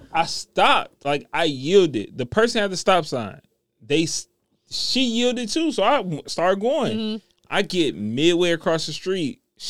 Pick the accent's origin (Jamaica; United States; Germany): Jamaica; I'm Jamaican.